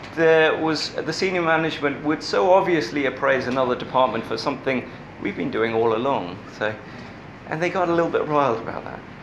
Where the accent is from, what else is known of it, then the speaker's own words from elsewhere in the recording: England, United Kingdom; as an English person